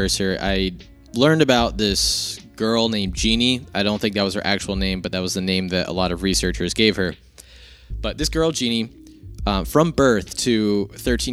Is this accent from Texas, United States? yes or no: no; New Jersey, United States; I grew up in Jersey